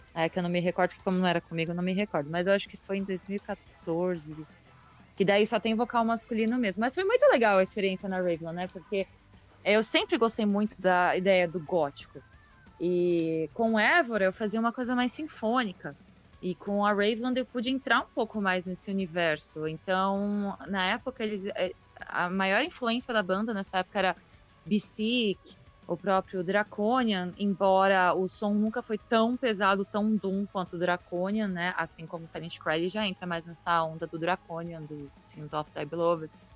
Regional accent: São Paulo, Brazil; also born or lived in São Bernardo do Campo; now in Praia Grande, Brazil; eu nasci em São Paulo

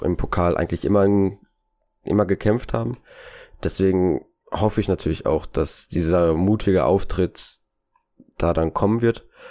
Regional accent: Bochum, North Rhine-Westphalia, Germany; ich natürlich als Bochumer

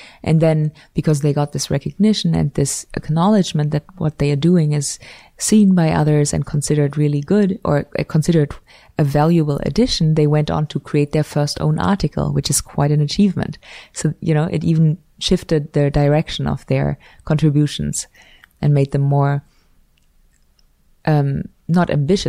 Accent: Switzerland; now in United States; So I came from Switzerland where you do have awards, but it's very limited, the number of awards, compared in particular to the US.

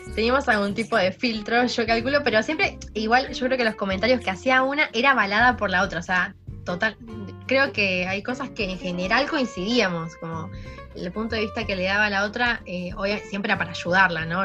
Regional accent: Argentina; now in Spain

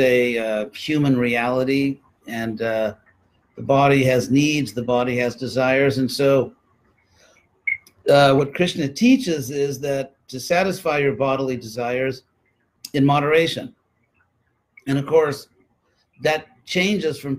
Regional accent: California, United States; also born or lived in Berkeley; I'm from California

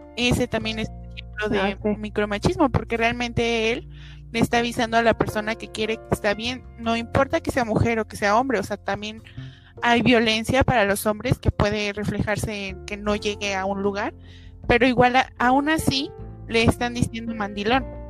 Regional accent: Mexico; Todos somos mexas

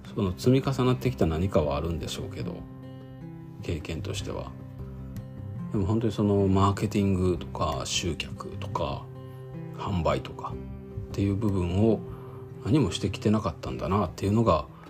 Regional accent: Japan; moved away as an adult; also born or lived in Kyoto Prefecture / Shiga Prefecture; now in Okazaki, Japan; 生まれ育ったね京都とか滋賀県だと

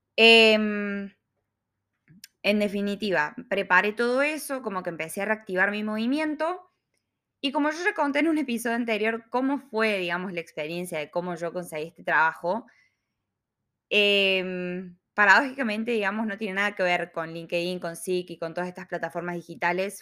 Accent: Córdoba, Argentina; moved away as an adult; now in Melbourne, Australia; ingeniera industrial, cordobesa, viviendo en Australia hace dos años y medio

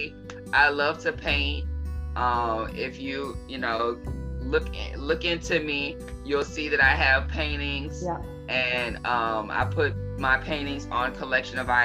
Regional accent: Dallas, Texas, United States; moved away as an adult; also born or lived in St. Louis, Missouri; I moved back home to Dallas, Texas. That's my hometown.

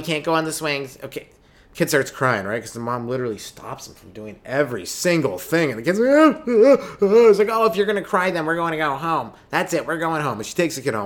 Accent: Canada; as a Canadian

